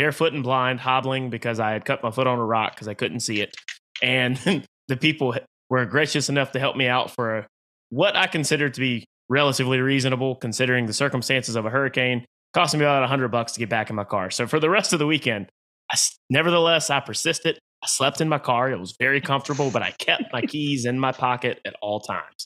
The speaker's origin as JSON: {"language": "English", "area": "Halifax County", "region": "North Carolina", "country": "United States", "moved": "yes", "lives_now": "Raleigh, United States", "said": "I'm not the most redneck person out there, but I am from Halifax County, North Carolina"}